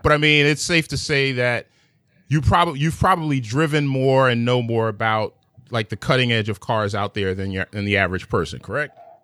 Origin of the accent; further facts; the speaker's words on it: New York City, New York, United States; I'm from Manhattan